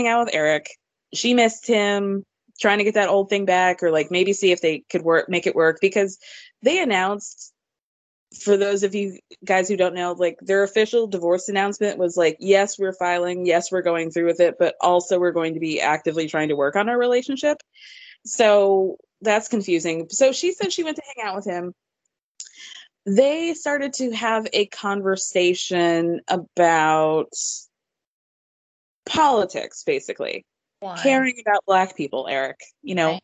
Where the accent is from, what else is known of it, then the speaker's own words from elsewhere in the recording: Georgia, United States; I grew up in Georgia